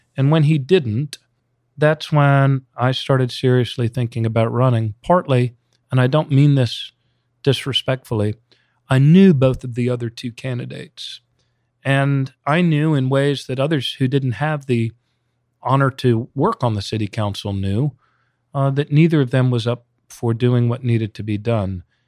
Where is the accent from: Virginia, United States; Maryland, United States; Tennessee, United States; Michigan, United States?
Maryland, United States; Montgomery County; also born or lived in Baltimore, Maryland; this Montgomery County kid who grew up in the Washington suburbs